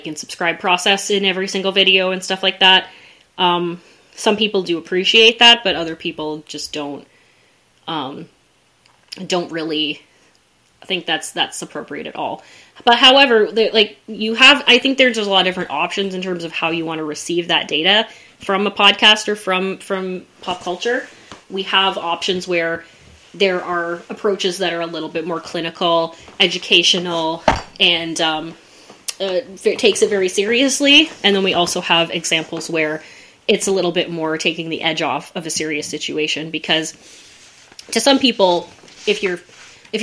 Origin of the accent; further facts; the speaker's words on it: Burlington, Ontario, Canada; I grew up in Burlington